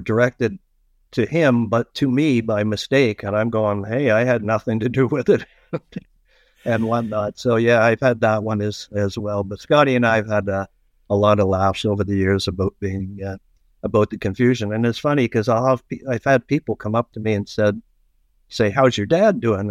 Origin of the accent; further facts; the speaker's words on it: Toronto, Ontario, Canada; also born or lived in East York, Toronto / North York, Toronto; my younger years were in Scarborough. And uh, I went to Winston Churchill High School at Scarborough